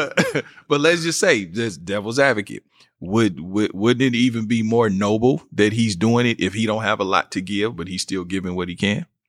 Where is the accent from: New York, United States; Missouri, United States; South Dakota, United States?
Missouri, United States; Kansas City; moved away; I'm from Kansas City, being from Kansas City, Missouri